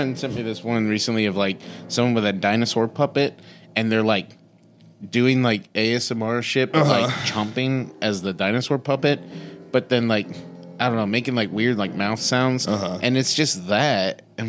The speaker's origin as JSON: {"language": "English", "town": "Santa Maria", "region": "California", "country": "United States", "tie": "born or raised there", "also_born_or_lived": "Santa Ynez, California", "lives_now": "Los Angeles, United States", "said": "we were at the local movie theater in my hometown of Santa Maria, California"}